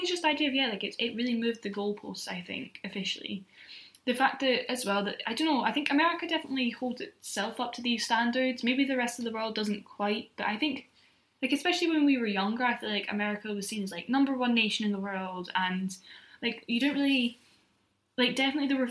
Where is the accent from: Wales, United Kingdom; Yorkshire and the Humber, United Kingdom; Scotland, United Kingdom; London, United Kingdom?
Scotland, United Kingdom; being Scottish